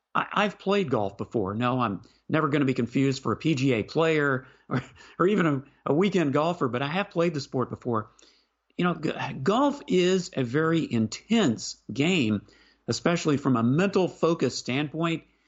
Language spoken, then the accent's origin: English; Houston, Texas, United States; When I was growing up in Houston